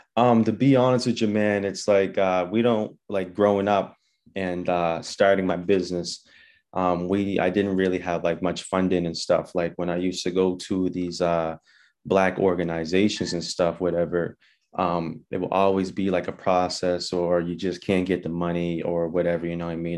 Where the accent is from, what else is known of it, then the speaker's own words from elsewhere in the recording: Halifax, Nova Scotia, Canada; born and raised in Halifax, Uniax Square